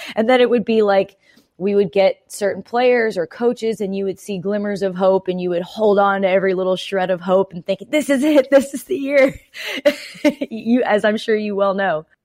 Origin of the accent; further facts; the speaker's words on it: Canada; now in Nashville, United States; I'm Canadian.